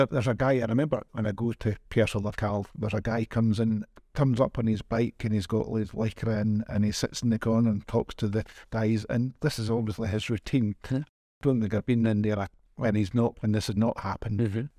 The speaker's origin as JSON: {"language": "English", "region": "Scotland", "country": "United Kingdom", "accent": "Scottish", "moved": "yes", "lives_now": "Kraków, Poland", "said": "I'm Scottish, as people probably guess with accent"}